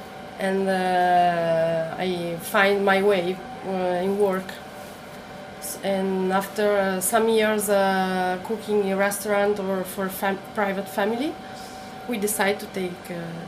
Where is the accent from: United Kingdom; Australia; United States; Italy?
Italy; Modena, Emilia-Romagna; English is a second language; also born or lived in near Maranello; In Modena, for the beginning of childhood. Then we moved in another city near Maranello, near the countryside.